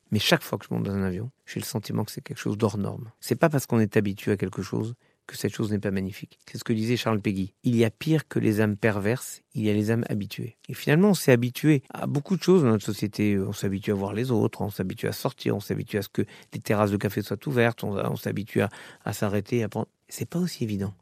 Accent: Orly, Île-de-France, France; J'ai vécu quand j'étais jeune, j'ai vécu à Orly

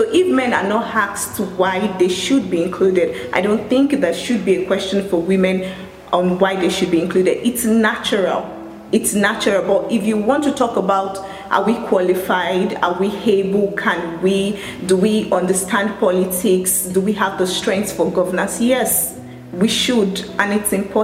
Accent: Lagos, Nigeria; I'm from Lagos, Nigeria

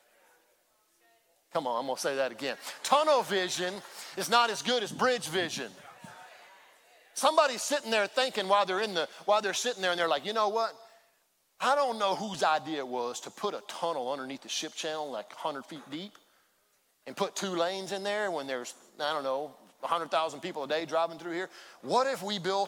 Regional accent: Baytown, Texas, United States; I grew up in Baytown

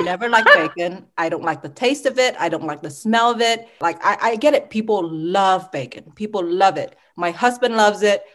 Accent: Sugar Land, Texas, United States; also born or lived in Ho Chi Minh City, Vietnam; I really grew up in Sugarland, Texas

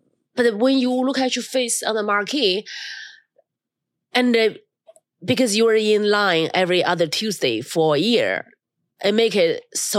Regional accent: China; English is a second language; now in United States; My hometown is very, very cold in China.

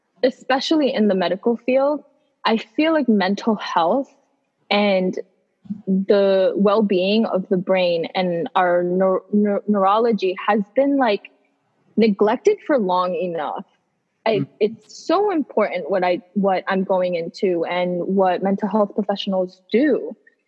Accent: United States; also born or lived in Bangladesh; I was born in Bangladesh, but then we moved here when I was 7, so I'm Bangladeshi American. So I have two parts of me because I was raised here, but I was born somewhere else.

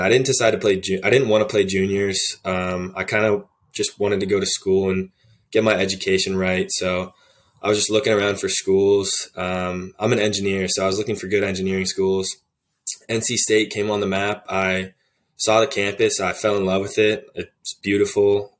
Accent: Arlington, Virginia, United States; moved away as an adult; I'm from Arlington, Virginia. It's, uh, just a city right outside D C

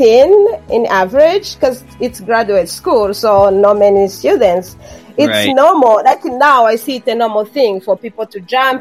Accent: Rwanda; first language Kinyarwanda; English is a second language; moved away as an adult; now in Canada; I had my mother tongue, which is far from English. It's an African language, Kinyarwanda. And then I learned French in my elementary school and most of my high school. And then I was introduced to English mostly in my later years of high school and then at my undergrad education in Rwanda

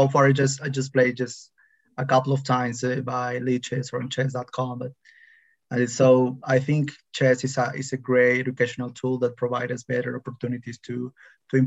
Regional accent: Peru; I'm from Peru.

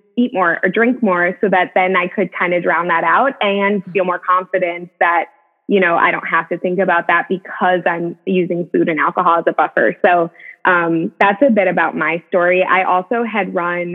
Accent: Madison, United States; now in Tennessee, United States; we have the same hometown. So I'm from Madison as well. I live in Tennessee now

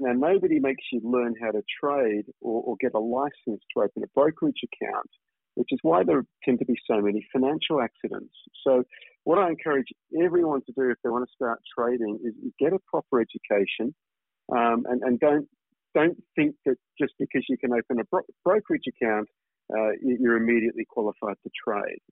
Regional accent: Australia; accent: Australian; moved away as an adult; now in Singapore; I've obviously spent time in Australia

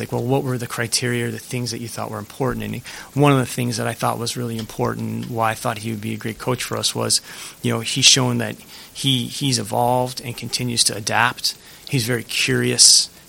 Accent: New England, United States; you guys know I'm from New England

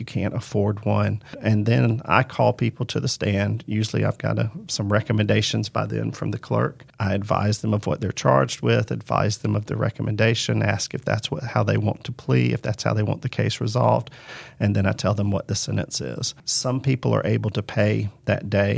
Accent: Macon, Georgia, United States; I was born and raised in Macon

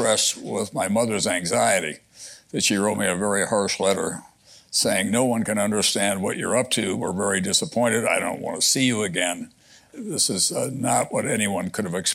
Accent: South Dakota, United States; now in New York, United States; I grew up in a real prairie culture

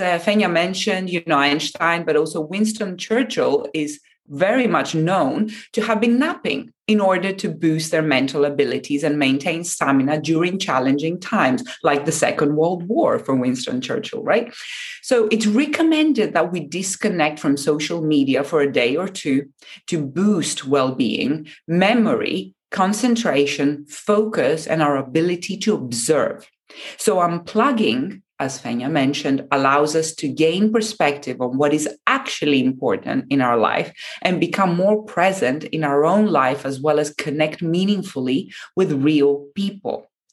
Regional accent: Japan; in Japan, very dear to me, um, my home country

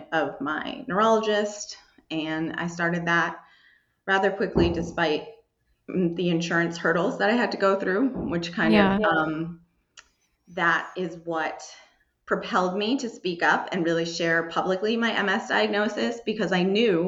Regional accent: Southeast Massachusetts, United States; also born or lived in Braintree, Massachusetts; I grew up more like Southeast Massachusetts near like Patriots Place

